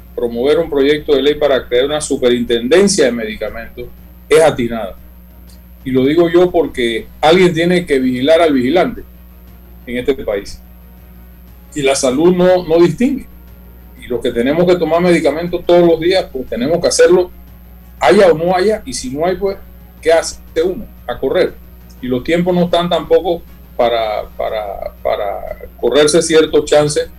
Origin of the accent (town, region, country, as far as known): Panama